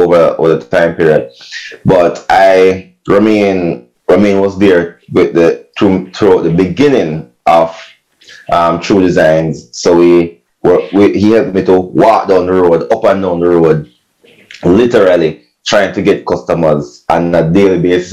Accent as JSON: {"language": "English", "region": "Saint Mary", "country": "Jamaica", "tie": "born or raised there", "also_born_or_lived": "Kingston, Jamaica", "moved": "yes", "said": "I had a group that I used to rock with when I was back in St. Mary. I'm from St. Mary"}